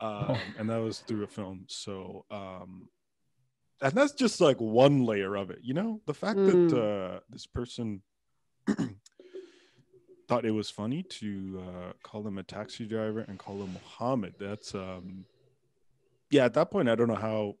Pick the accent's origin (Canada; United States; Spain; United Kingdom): Canada; Pickering, Ontario; I grew up in Pickering, Ontario